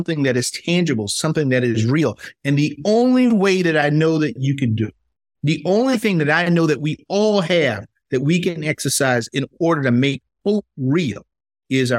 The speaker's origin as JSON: {"language": "English", "region": "South Carolina", "country": "United States", "tie": "born or raised there", "said": "as an African-American growing up in South Carolina"}